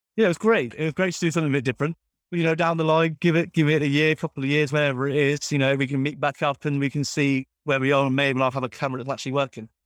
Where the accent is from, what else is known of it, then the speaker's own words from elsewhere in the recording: Cornwall, South West England, United Kingdom; I'm from Cornwall